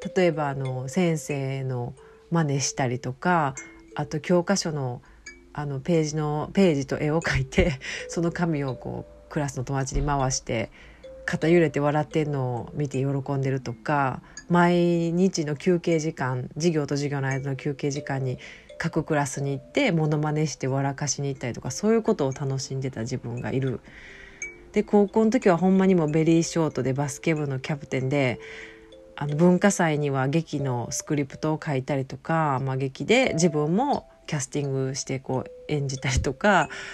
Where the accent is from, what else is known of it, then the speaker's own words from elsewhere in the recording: Osaka, Japan; accent: Kansai dialect; 私は大阪の,、まあ、あの関西弁聞いてもらって分かると思うけど大阪の出身